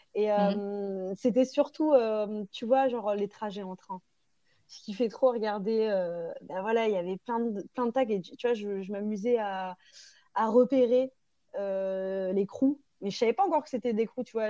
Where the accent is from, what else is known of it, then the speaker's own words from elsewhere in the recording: Parisian suburbs, Île-de-France, France; j'ai grandi dans, une banlieue qui était plutôt enfin voilà, banlieue plutôt chic parisienne